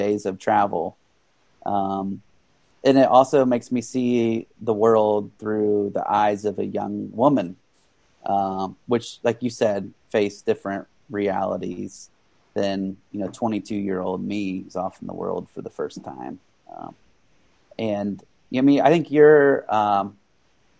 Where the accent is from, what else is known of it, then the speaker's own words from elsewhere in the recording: Union City, Ohio, United States; my hometown, Union City, Ohio